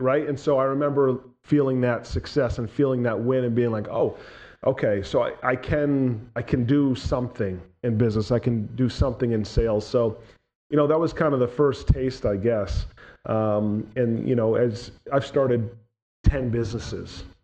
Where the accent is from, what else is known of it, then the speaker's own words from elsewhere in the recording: New Hampshire, United States; born and raised in New Hampshire